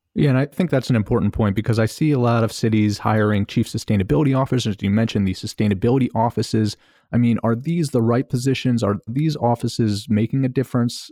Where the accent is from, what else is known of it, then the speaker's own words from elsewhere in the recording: Baltimore, Maryland, United States; also born or lived in New York; I'm from Baltimore City and, uh, lived here most of my life, most of my adult life